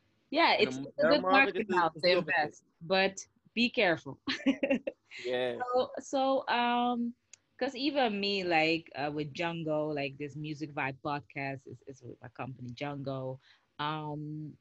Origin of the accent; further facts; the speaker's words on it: Netherlands; We're both Dutchies